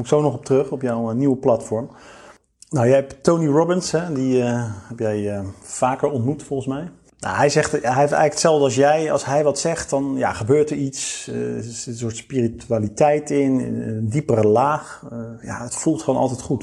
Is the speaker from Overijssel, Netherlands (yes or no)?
no; Rotterdam, South Holland, Netherlands; ik ben Rotterdammer, dus Feyenoord